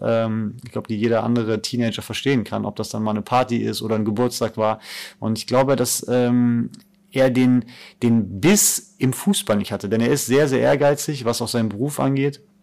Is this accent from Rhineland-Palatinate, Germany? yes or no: no; Cologne/Bonn area, North Rhine-Westphalia, Germany; moved away; meine Heimat. Also Köln war besonders, ähm, auch als, als Stadt, weil ich im Endeffekt 20 Minuten in Bonn war bei meiner Familie